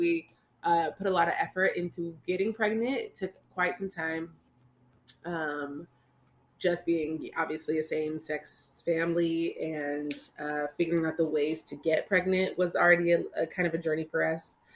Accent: California, United States; born and raised in Cali. Yes, we're California girls

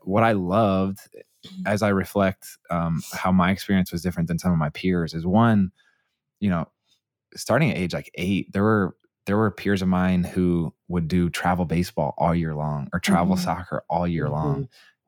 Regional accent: Indianapolis, Indiana, United States; I grew up in Indianapolis

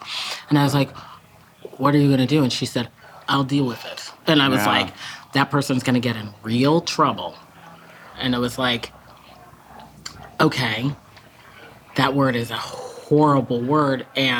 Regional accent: Massachusetts, United States; It's a section of Massachusetts, Greater Boston, that's like very glad to be closed.

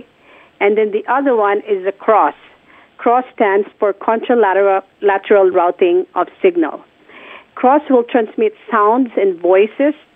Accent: Philippines; born or raised there; moved away

